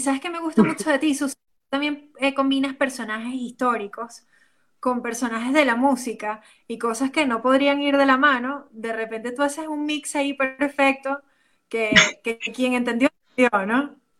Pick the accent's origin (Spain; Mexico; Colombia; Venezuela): Venezuela; como venezolanos